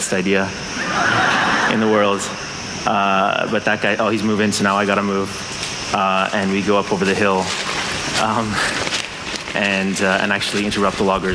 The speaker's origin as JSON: {"language": "English", "town": "San Francisco", "region": "California", "country": "United States", "said": "I'm from Silicon Valley, from San Francisco"}